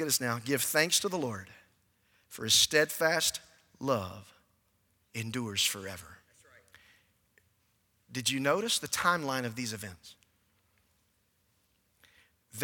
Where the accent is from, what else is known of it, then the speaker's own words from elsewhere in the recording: Warner Robins, Georgia, United States; I grew up in Warner Robins, Georgia